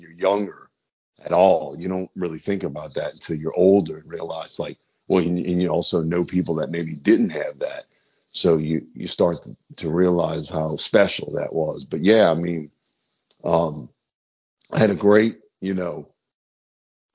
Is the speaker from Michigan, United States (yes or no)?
no; New Orleans, Louisiana, United States; growing up in New Orleans